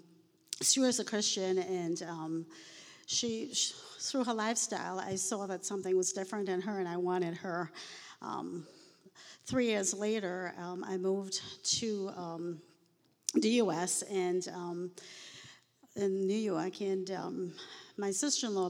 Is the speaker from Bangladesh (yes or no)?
no; Trinidad & Tobago; moved away; I was born in the Caribbean. I'm a fourth generation Indian